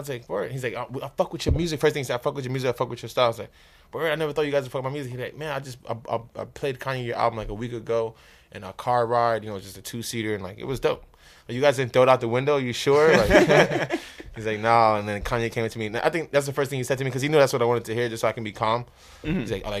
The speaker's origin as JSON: {"language": "English", "country": "Trinidad & Tobago", "said": "Yeah, because that's like I'm from Trinidad, so it's like the African way of living. Like everybody lives around each other."}